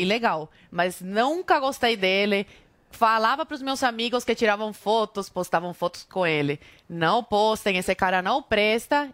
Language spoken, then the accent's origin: Portuguese; Brazil; nós, brasileiros